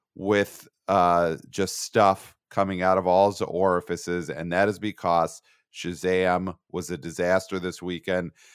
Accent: New York City, New York, United States; I'm a New Yorker

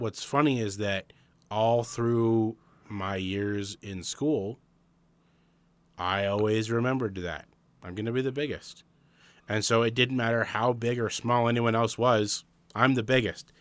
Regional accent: Arizona, United States; we're from Arizona

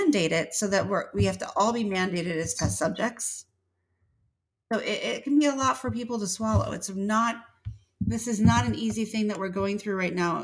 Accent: northern Illinois, United States; moved away as an adult; now in Georgia, United States; I'm from the north. I'm from Illinois. So in northern Illinois too, right at the border of Wisconsin

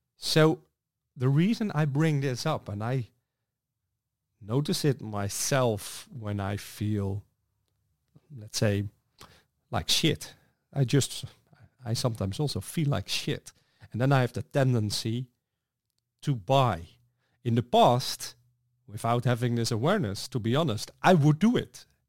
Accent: Netherlands; I'm from the Netherlands

